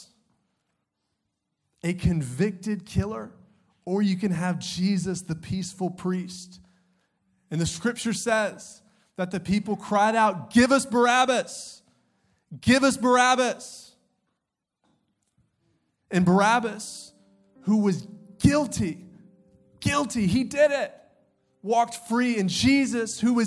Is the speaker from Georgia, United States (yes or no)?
yes; Augusta, Georgia, United States; I grew up in Augusta, Georgia.